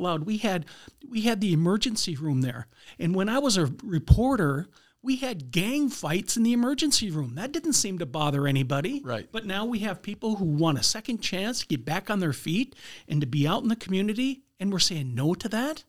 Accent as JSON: {"language": "English", "town": "Minot", "region": "North Dakota", "country": "United States", "tie": "born or raised there", "also_born_or_lived": "Minneapolis", "said": "born and raised in Minot"}